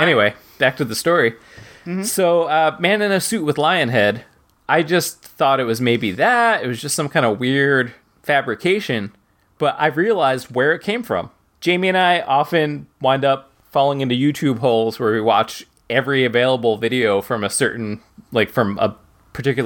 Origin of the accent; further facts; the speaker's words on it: New Jersey, United States; growing up in New Jersey